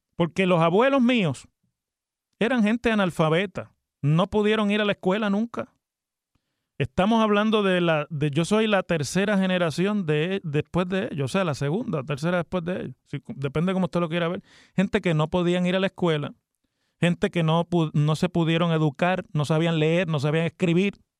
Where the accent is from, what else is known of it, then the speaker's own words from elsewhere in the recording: Mayagüez, Puerto Rico; yo cuando me criaba en Mayagüez conocí porque vivía en Mayagüez